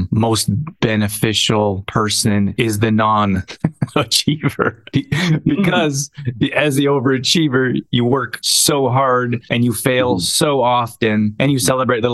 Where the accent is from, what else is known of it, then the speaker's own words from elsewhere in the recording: Canada; I grew up in Canada